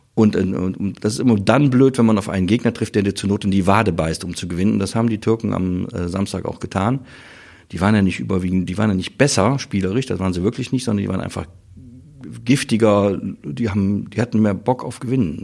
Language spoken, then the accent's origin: German; Vulkaneifel, Rhineland-Palatinate, Germany; ich komme ja aus der Vulkaneifel, das deutsche Sizilien